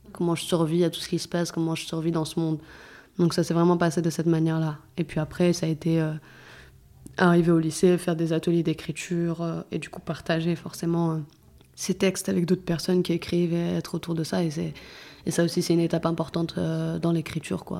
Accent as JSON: {"language": "French", "town": "Clichy-sous-Bois", "region": "Île-de-France", "country": "France", "tie": "born or raised there", "also_born_or_lived": "Saint-Germain-en-Laye"}